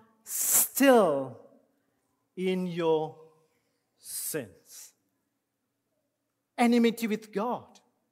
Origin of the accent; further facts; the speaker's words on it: India; English is a second language; moved away; as an Indian, English is my second language